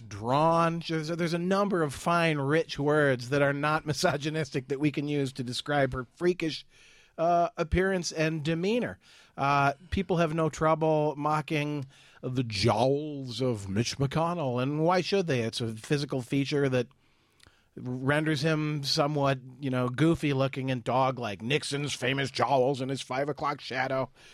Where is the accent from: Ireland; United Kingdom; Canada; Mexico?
Ireland; as an Irishman